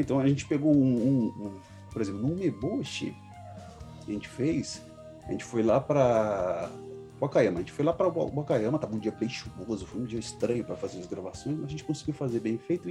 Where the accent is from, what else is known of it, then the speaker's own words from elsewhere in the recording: São Paulo, Brazil; moved away as an adult; now in Osaka, Japan; eu sou paulista, Zona Norte de São Paulo